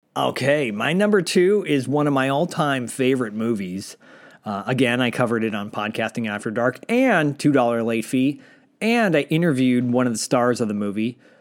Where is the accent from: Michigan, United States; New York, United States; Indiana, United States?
Michigan, United States; Detroit; I grew up in Michigan